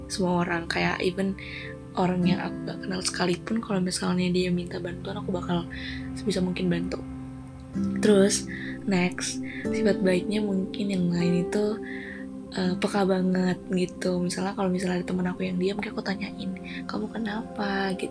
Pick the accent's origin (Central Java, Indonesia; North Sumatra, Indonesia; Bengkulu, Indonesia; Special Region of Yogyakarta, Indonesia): Special Region of Yogyakarta, Indonesia; Yogyakarta; born there; Dan aku lahir di Yogyakarta tanggal 28 April 2004